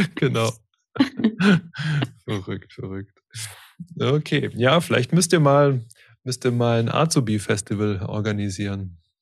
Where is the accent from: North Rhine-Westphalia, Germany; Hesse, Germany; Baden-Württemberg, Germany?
Baden-Württemberg, Germany; Stuttgart area; ich komme komm selber auch aus dem Stuttgarter Raum gebürtig